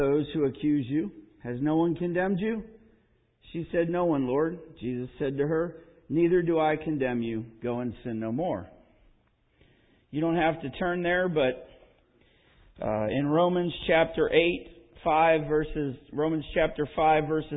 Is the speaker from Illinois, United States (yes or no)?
no; Pennsylvania, United States; moved away; also born or lived in Lansing, Michigan / Midwest; I grew up in Pennsylvania